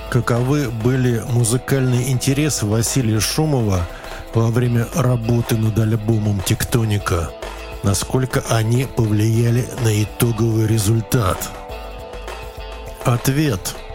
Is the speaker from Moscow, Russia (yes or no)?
yes; Moscow, Russia; Здесь у нас был и болгарин, и, значит … и, и я, значит, москвич, и британец, и канадец